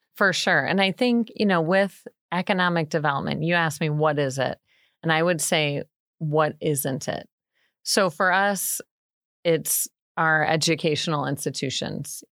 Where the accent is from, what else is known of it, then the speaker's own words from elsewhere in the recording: Bourbonnais, Illinois, United States; also born or lived in DeKalb, Illinois / Northern Wisconsin; I grew up born and raised in Bourbonnais